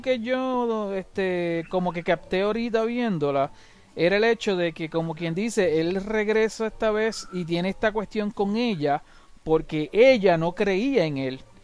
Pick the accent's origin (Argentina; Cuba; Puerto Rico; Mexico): Puerto Rico; now in United States; yo vivo en Estados Unidos, pero ahora, pero de pequeño yo me crié en Estados Unidos, en Puerto Rico.